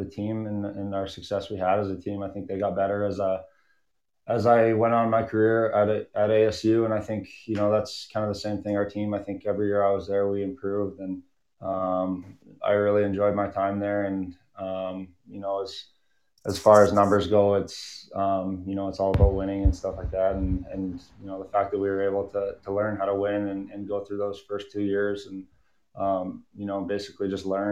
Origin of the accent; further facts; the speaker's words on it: Lloydminster, Canada; growing up in Lloyd, it's a great hockey town